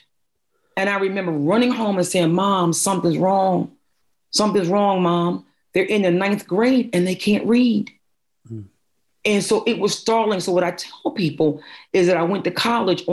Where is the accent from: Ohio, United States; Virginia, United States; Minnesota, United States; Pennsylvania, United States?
Pennsylvania, United States; Philadelphia; I was born and raised in North Philadelphia